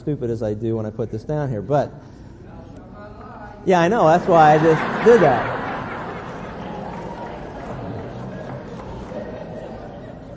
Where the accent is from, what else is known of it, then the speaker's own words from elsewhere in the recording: Pennsylvania, United States; as a kid growing up in Pennsylvania